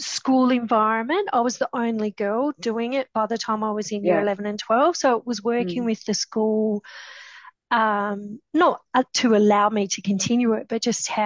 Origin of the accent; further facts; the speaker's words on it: the Pilbara, Western Australia, Australia; I grew up in the Pilbara